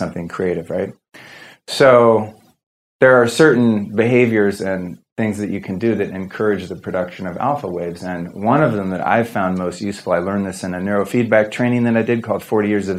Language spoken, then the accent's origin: English; Northern California, United States; I'm from Northern California. I grew up in the 70s and there was a lot of drugs around. So my childhood was really fucked up.